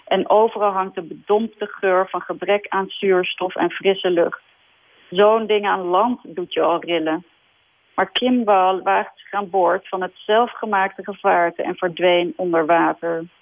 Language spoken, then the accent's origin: Dutch; Denmark; born there; also born or lived in Sweden; volgens mij ben ik in Denemarken geboren en heb ik in Zweden gewoond. En vandaar dat ik eh, zo nu en dan ook de Scandinavische kranten check.